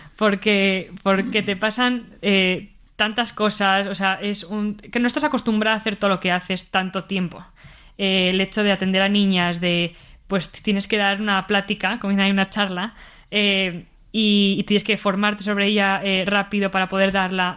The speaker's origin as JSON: {"language": "Spanish", "town": "Bilbao", "region": "Basque Country", "country": "Spain", "tie": "born or raised there", "also_born_or_lived": "Madrid", "moved": "as an adult", "lives_now": "Mexico", "said": "nací aquí en Madrid pero viví toda mi vida en Bilbao"}